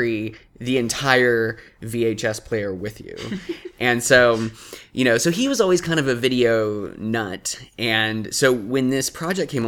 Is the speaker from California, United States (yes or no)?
yes; Atascadero, California, United States; I grew up in Atascadero, California